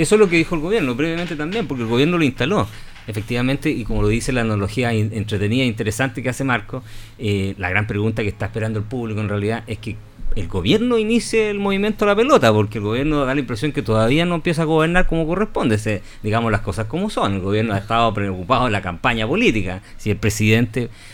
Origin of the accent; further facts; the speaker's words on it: Patagonia, Chile; Yo me crecí en la Patagonia